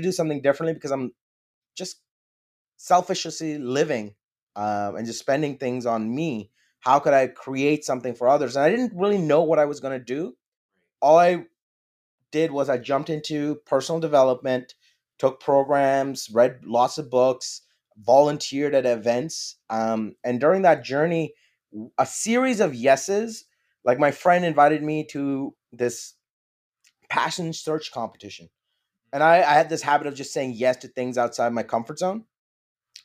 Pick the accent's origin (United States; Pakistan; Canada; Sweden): Pakistan; English is a second language; moved away; being a Pakistani immigrant